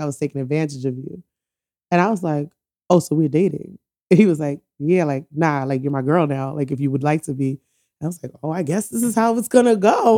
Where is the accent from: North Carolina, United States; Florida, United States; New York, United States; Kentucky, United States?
New York, United States; New York City; also born or lived in Antigua and Barbuda / Philadelphia / Oakland; I was born in the Bronx, and I, but I went to Antigua for a few years